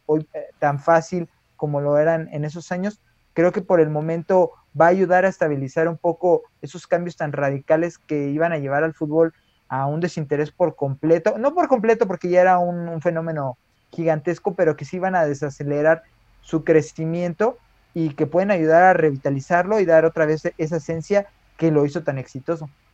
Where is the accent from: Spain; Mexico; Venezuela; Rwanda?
Mexico; nos identifica como mexicanos